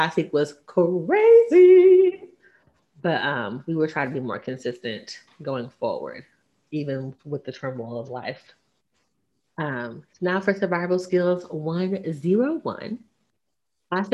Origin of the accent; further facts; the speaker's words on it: the South, United States; I'm from the South. I was raised that you have one husband, one wife